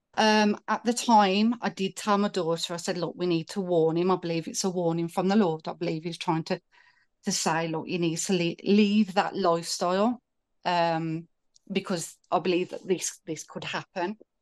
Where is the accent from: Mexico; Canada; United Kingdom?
United Kingdom; I'm from the U K